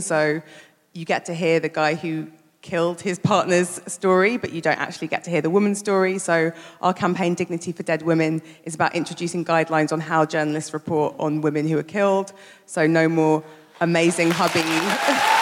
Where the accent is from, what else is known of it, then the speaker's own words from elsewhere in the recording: London, United Kingdom; I grew up in Brixton.